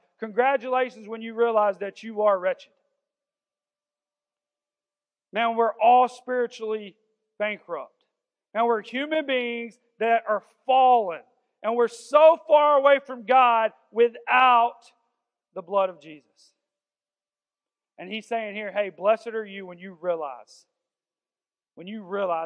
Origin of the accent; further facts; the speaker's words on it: the South, United States; we're all from the South